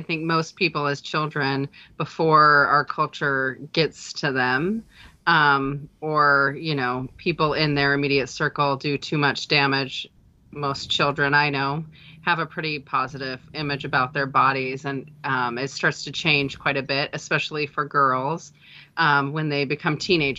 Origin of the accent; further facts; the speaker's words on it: Idaho, United States; I did. Born and raised here.